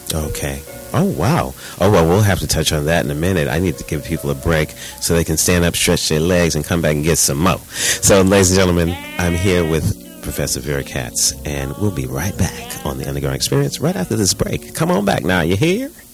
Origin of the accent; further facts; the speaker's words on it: New York City, New York, United States; We're both from Brooklyn